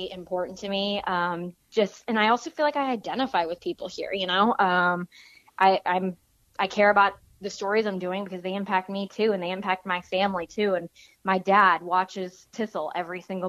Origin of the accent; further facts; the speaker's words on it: St. Charles, Missouri, United States; also born or lived in St. Louis, Missouri; I'm from St. Louis. I grew up in St. Charles, kind of bouncing around between St. Charles and like the West County area